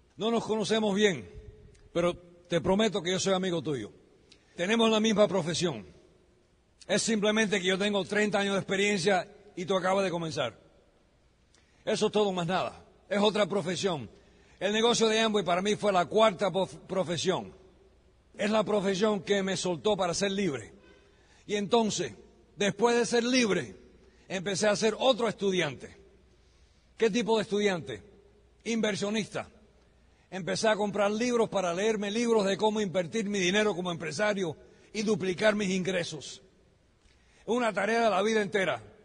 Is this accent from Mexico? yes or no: no; United States; Yo soy americano de nacimiento